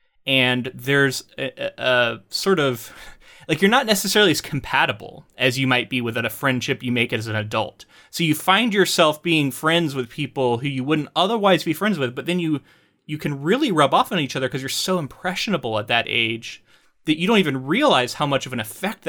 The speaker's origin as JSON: {"language": "English", "region": "Florida", "country": "United States", "tie": "born or raised there", "lives_now": "Oregon, United States", "said": "As someone who moved away from not only my hometown but Florida, my home state, and came out to Oregon and was like, oh, I guess I'm going to make all new friends now."}